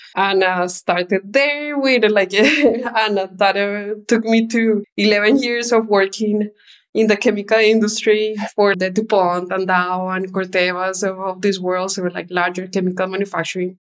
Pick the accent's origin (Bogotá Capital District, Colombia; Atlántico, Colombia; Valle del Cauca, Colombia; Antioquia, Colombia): Bogotá Capital District, Colombia; Bogota; moved away; I was born in Bogota, Colombia, and lived in the outskirts of the city. So as a child, nature was a big part of my life.